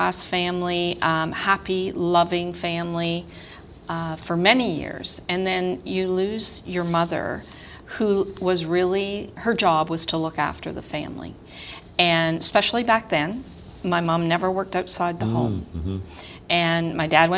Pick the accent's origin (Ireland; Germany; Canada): Canada; Toronto, Ontario; I grew up in Toronto, west end of Toronto